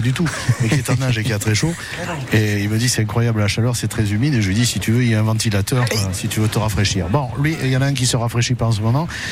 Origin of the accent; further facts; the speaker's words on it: the banks of the Rhône and the Vidourle, Occitania, France; mon pays natal les bords du Rhône et du Vidourle